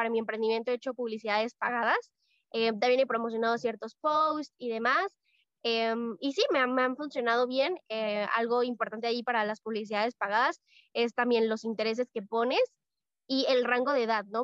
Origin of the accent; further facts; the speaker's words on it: Mexico; soy de México, tengo 16 años